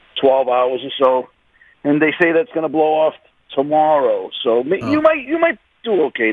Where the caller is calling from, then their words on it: Pompano Beach, Florida, United States; Pompano Beach.